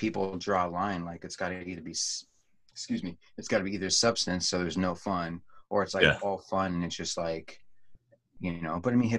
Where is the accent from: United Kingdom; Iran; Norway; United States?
United States; Oregon; also born or lived in Phoenix; But I only lived there for maybe 2-3 months of my life. So I live in Oregon my whole life.